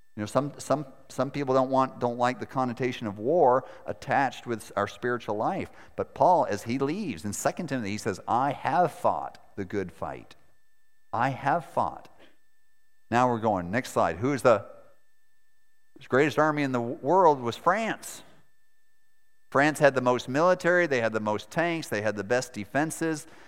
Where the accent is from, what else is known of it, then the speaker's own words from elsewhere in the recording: Maine, United States; moved away; also born or lived in Montana / Moscow; I was born in Montana, grew up in Maine, and married a girl from Moscow where I lived for seven winters.